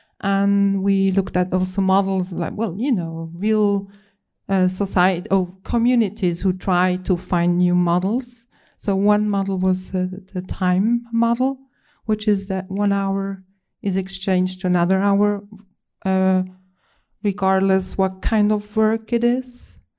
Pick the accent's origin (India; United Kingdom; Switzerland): Switzerland; I come from Switzerland.